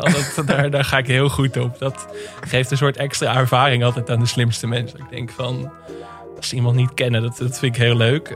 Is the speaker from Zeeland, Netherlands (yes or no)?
no; Enkhuizen, North Holland, Netherlands; ik ben opgegroeid in Enkhuizen